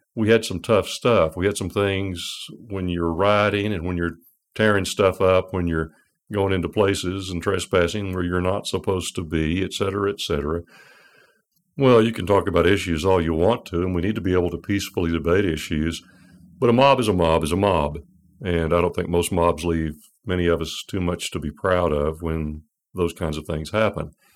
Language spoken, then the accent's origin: English; United States; as an American